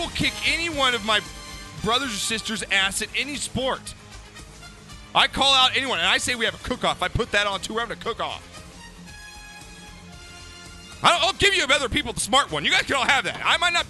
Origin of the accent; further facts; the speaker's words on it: United States; I'm an American.